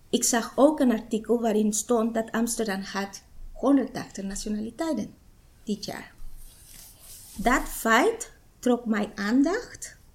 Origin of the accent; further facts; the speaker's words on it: Guatemala; Dutch is a second language; moved away as an adult; now in Almere, Netherlands; Ik kom uit Guatemala. En eh, ik woon in Almere 15 jaar. En ik ben er blij in deze stad. En ik ben een moeder en een vrouw.